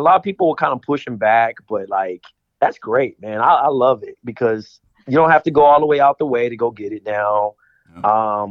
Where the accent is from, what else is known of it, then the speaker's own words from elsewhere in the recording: Compton, California, United States; I'm from Compton, man, so I'm east of the side